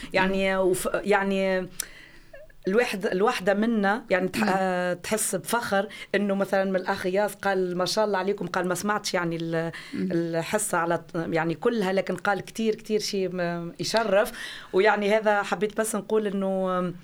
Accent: Tunisia; now in Flensburg, Germany; انا يعني كتونسيه

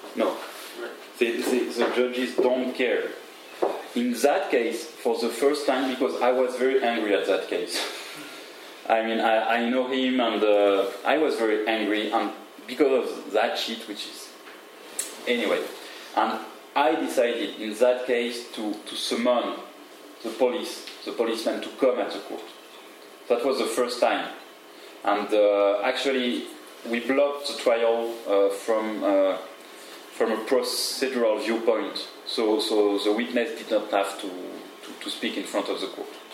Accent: Paris, Île-de-France, France; I'm from Paris

